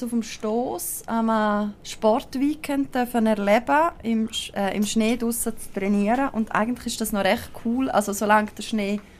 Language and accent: German; Graubünden, Switzerland; Ähm, also man hört es ja sehr gut. Also ich komme aus Graubünden.